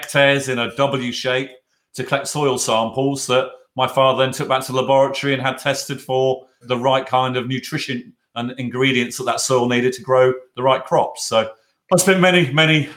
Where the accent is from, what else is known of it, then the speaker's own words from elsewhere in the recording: Norfolk, East of England, United Kingdom; also born or lived in Miami; now in Berkshire, United Kingdom; I grew up in Norfolk